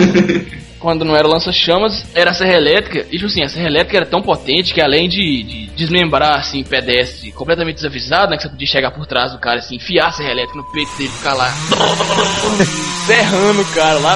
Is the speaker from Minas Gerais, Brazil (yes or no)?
yes; interior of Minas Gerais, Brazil; nasci no interior de Minas Gerais e eu dou todo o va devido valor ao meu regionalismo